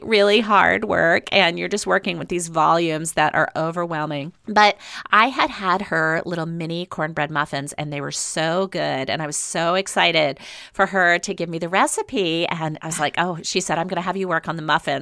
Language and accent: English; the South, United States; moved away as an adult; now in Seattle, United States; I grew up in the South